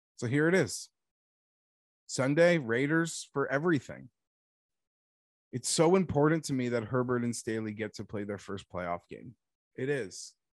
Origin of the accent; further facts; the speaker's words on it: Canada; I'm Canadian